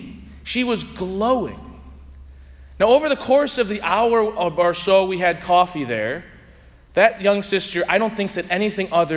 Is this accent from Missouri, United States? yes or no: yes; St. Louis, Missouri, United States; I was from St. Louis